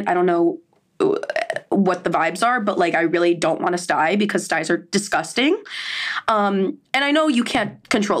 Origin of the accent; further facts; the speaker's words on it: Miami, Florida, United States; I'm from Miami